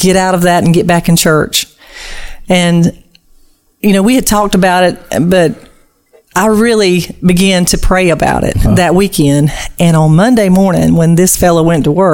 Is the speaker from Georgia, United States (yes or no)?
yes; Donaldsonville, Georgia, United States; I'm actually from Donaldsonville, Georgia. I was born and raised in Donaldsonville, in around Donaldsonville and Iron City, Lake Seminole area